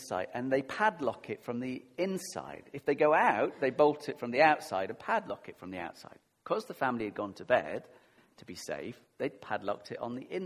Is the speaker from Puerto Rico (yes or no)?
no; United Kingdom; we're very British